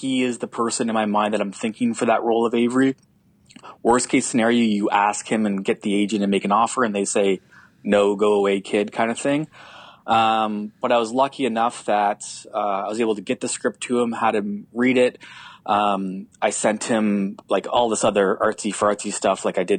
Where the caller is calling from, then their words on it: Canada; I'm calling up from Canada just to give context to your listeners.